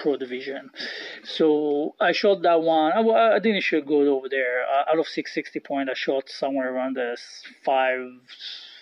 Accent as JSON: {"language": "English", "country": "Israel", "tie": "born or raised there", "moved": "yes", "said": "I grew up in Israel"}